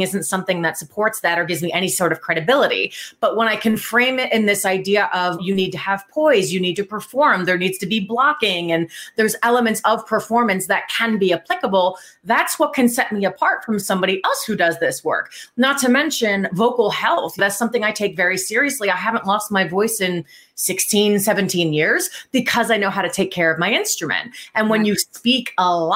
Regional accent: New Jersey, United States; moved away as an adult; now in Columbus, United States; I grew up in New Jersey and I moved out to Columbus, Ohio about 5 years ago

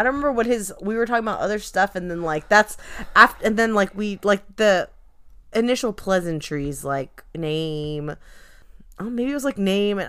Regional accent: Orange County, California, United States; oh, I'm from Orange County.

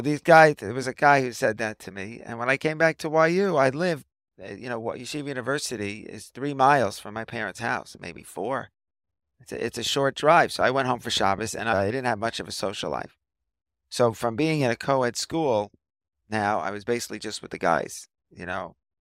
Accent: New York City, New York, United States; moved away as an adult; now in Ramat Beit Shemesh, Israel; I grew up in a Riverdale section of the Bronx in New York City.

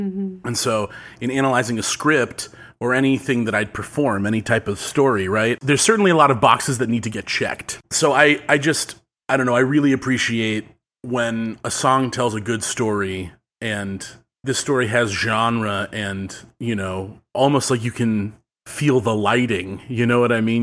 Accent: Westlake Village, California, United States; It's close to my hometown in Westlake Village.

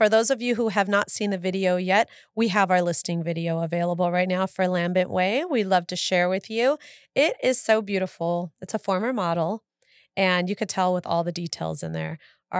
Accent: California, United States; I saw a home that looks just like the home I grew up in the San Fernando Valley.

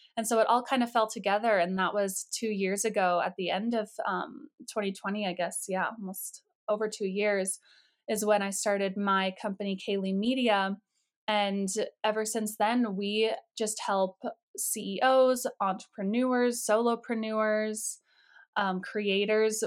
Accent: Colorado, United States; I grew up in Colorado

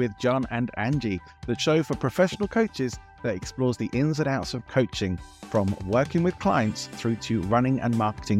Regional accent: England, United Kingdom; I'm English.

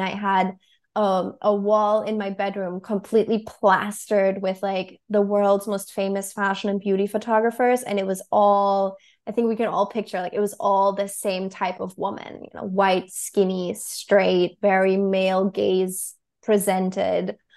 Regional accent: Berlin, Germany; moved away as an adult; now in New York City, United States; I moved to New York City from Germany when I was twenty-two.

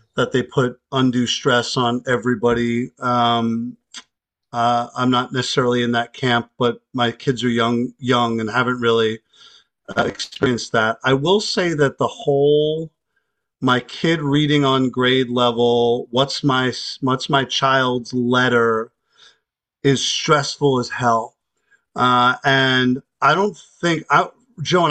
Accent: New York, United States; As a New Yorker

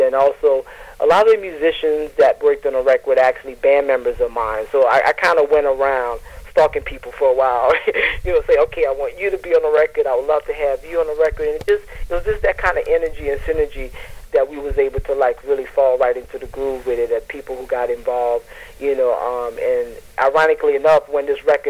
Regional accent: New Orleans, Louisiana, United States; now in New York City, United States; I'm originally from New Orleans, so I always have to mention, I can't forget where I come from, gotta mention my roots. So I'm from New Orleans via New York

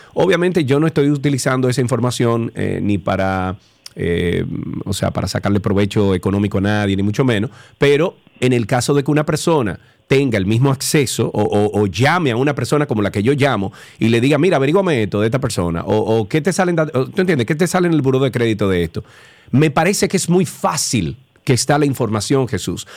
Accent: Santiago de los Caballeros, Santiago, Dominican Republic; yo soy de allá, yo soy de Isibao

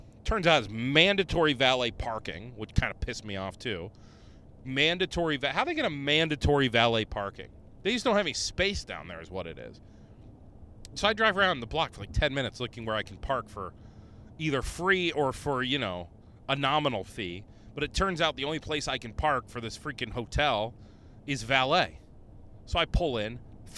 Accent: Rochester, New York, United States; I go, oh, you know what? I'm from Rochester. There's always a shooting in the area.

